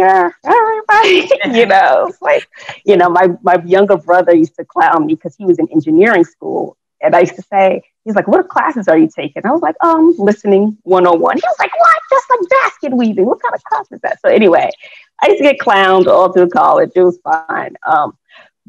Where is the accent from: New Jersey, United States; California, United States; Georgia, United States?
New Jersey, United States; Newark; born and bred in Newark, New Jersey. So I got to represent for the Brick City